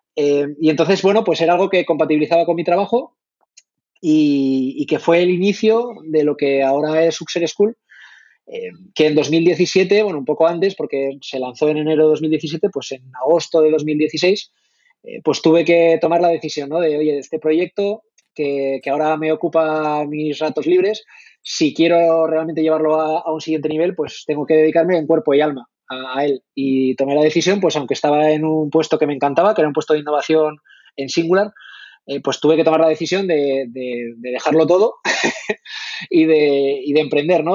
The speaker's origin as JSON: {"language": "Spanish", "region": "La Rioja", "country": "Spain", "also_born_or_lived": "Madrid", "moved": "as an adult", "said": "soy, soy de La Rioja."}